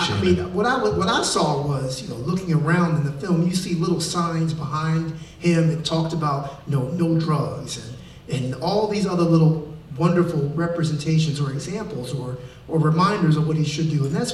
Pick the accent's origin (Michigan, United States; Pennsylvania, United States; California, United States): Michigan, United States; Detroit; also born or lived in Chicago; I'm from Detroit, Chi-Town.